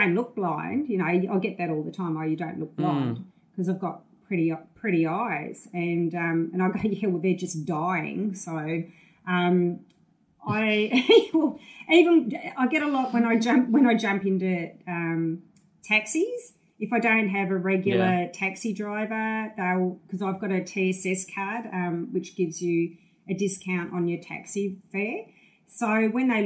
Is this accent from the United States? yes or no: no; Tasmania, Australia; growing up in Tasmania